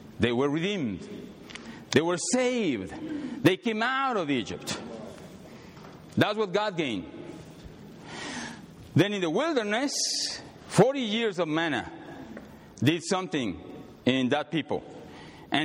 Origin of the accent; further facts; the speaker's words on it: Mexico City, Mexico; moved away as an adult; now in United States; I came from Mexico City, 1988. When I came here, pure Mexican